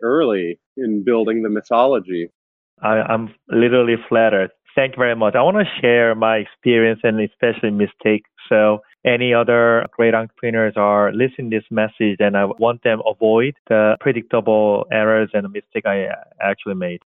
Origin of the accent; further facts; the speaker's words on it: South Korea; English is a second language; moved away as an adult; also born or lived in Seoul, South Korea; now in New York, United States; So I came from South Korea, a suburb area like Charleston in America, seaside area, suburb. I'm like country boy. I grew up at there.